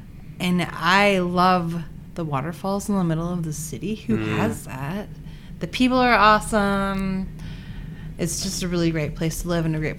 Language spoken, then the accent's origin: English; Montana, United States; moved away as an adult; now in Spokane, United States; My husband was born and raised here, and I am from Montana